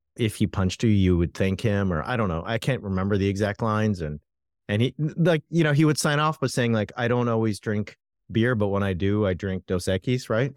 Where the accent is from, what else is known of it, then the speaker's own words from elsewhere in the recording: Southern California, United States; I grew up in Southern California